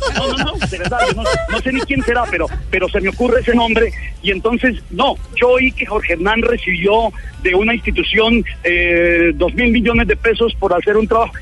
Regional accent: Paipa, Boyacá, Colombia

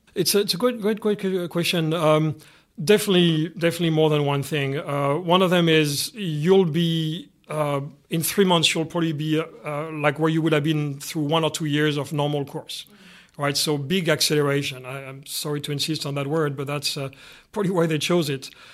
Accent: Canada; being Canadian here

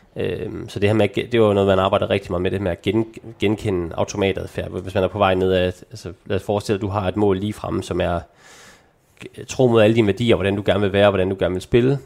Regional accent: North Jutland, North Denmark Region, Denmark; moved away; der hvor jeg kommer fra, i Nordjylland

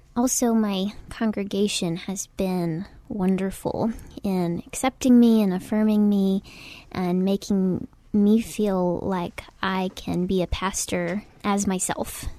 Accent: Oklahoma, United States; moved away as an adult; also born or lived in Waco, Texas; now in San Antonio, United States; I'm originally from Oklahoma

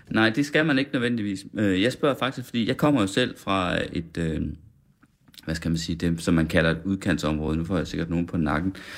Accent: West Jutland, Central Denmark Region, Denmark; Jeg kommer fra Vestjylland

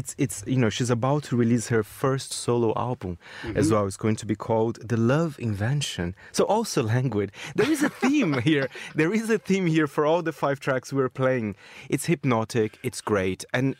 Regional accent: Brazil; accent: Brazilian; English is a second language; Oh, sorry. That's my Brazilian accent for you.

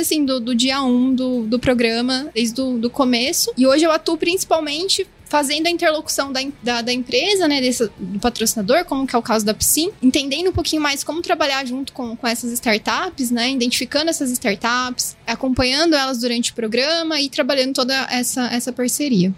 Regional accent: Araraquara, São Paulo, Brazil; also born or lived in São Carlos; Eu nasci em Araraquara, está próximo de Ribeirão, então a gente vive muito esse eixo do agro

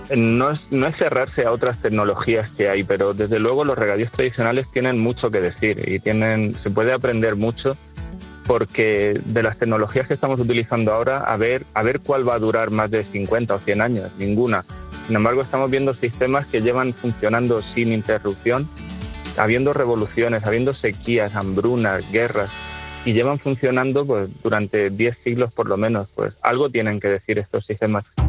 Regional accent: Murcia, Region of Murcia, Spain; moved away as an adult; now in Letur, Spain; Mi madre es de Letur, mis abuelos eran de Letur, yo nací en Letur Y, y, desde siempre nosotros, aunque vivíamos en Murcia, pero los fines de semana y las vacaciones era volver al pueblo

